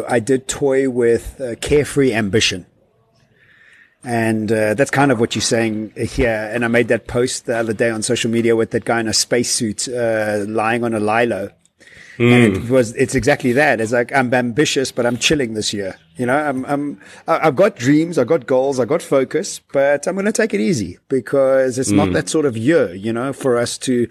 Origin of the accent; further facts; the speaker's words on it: Johannesburg, Gauteng, South Africa; I come from Joburg, and in Joburg, everybody goes to work, to gym, and the draw.